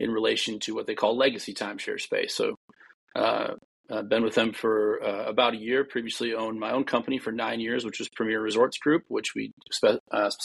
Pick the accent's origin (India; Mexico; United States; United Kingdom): United States; Duluth, Minnesota; moved away as an adult; also born or lived in St. Cloud, Minnesota / Maui, Hawaii; I grew up in Duluth, Minnesota, which, if anybody's familiar, is about 100 miles from the Canadian border.